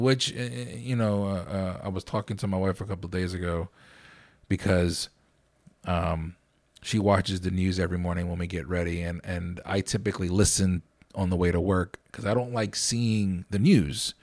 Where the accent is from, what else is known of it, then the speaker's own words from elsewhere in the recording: Lancaster, Pennsylvania, United States; I'm from Lancaster